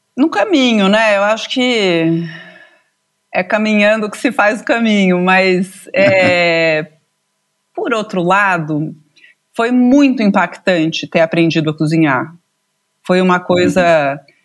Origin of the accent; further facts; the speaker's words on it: São Paulo, Brazil; Eu nasci aqui em São Paulo